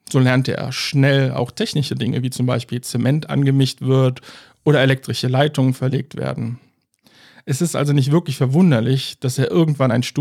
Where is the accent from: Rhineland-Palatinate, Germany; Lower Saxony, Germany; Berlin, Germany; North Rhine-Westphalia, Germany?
North Rhine-Westphalia, Germany; Cologne